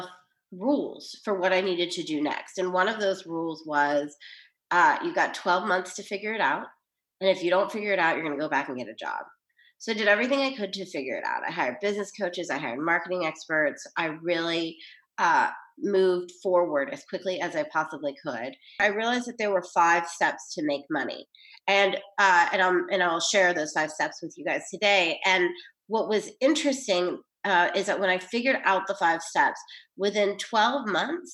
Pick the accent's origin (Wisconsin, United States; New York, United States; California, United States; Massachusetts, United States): New York, United States; I'm from New York.